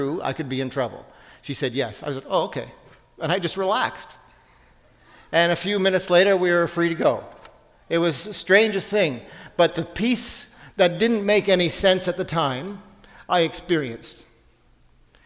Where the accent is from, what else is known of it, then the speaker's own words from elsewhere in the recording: Ontario, Canada; I'm from Ontario